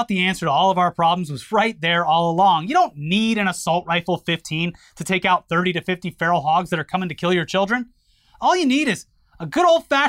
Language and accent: English; Florida, United States; I weep for my home state.